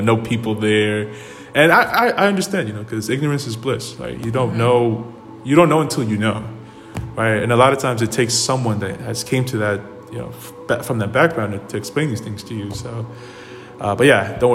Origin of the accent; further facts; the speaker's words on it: Madagascar; now in Washington, D.C., United States; I come from Madagascar.